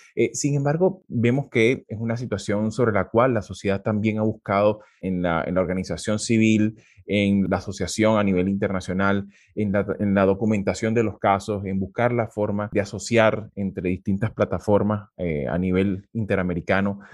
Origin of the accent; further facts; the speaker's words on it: Venezuela; como venezolanos